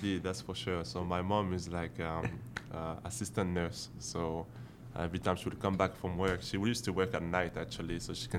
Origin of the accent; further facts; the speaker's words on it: Allonnes, Pays de la Loire, France; moved away; And I grew up in France, in Allon.